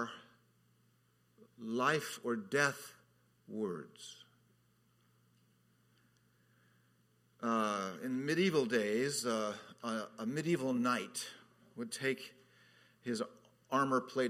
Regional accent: Southern California, United States; moved away as an adult; also born or lived in Orlando; now in Hawaii, United States; I grew up in Southern California

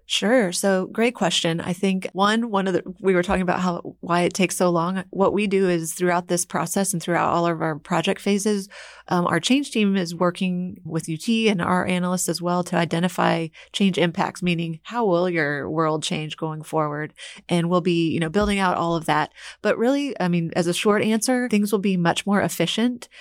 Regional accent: Houston, Texas, United States; I'm from Houston

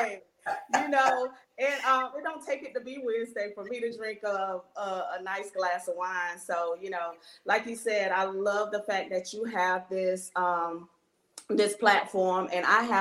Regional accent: Miami, Florida, United States; moved away as an adult; also born or lived in North Carolina / Denmark, South Carolina; now in Greenville, United States; I'm originally from Miami, Florida. I was born and raised there.

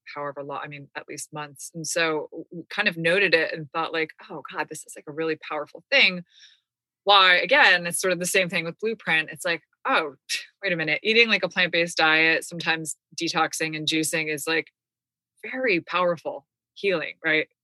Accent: United States; we're American

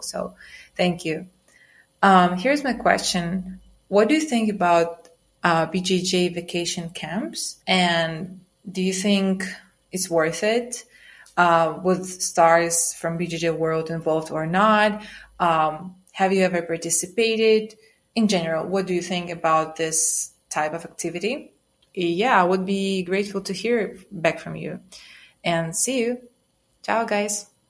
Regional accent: Romania; I'm from Romania

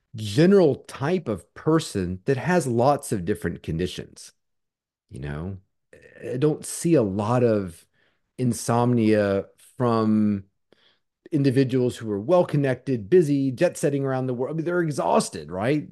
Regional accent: Charlottesville, Virginia, United States; Charlottesville, which is my uh, what I consider my hometown.

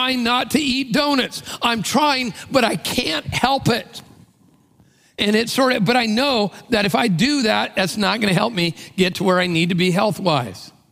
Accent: Tacoma, Washington, United States; I came from Tacoma, which is like another country.

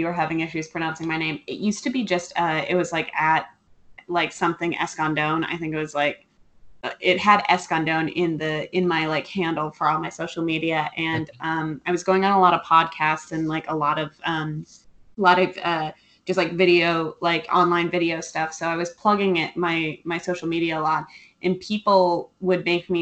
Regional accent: California, United States; I grew up in California.

